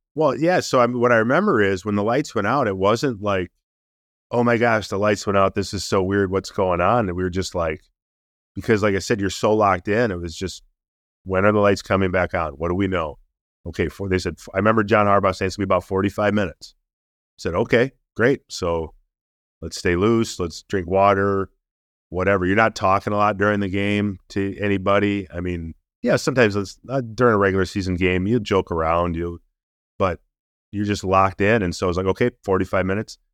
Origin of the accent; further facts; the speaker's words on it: Minnesota, United States; also born or lived in Baltimore; got to play eleven years for my hometown team